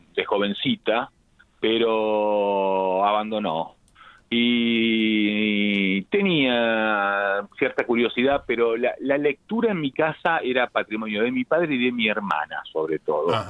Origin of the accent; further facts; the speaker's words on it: La Plata, Buenos Aires Province, Argentina; como yo soy de La Plata, cuando éramos chicos aprendimos a leer con el diario El Día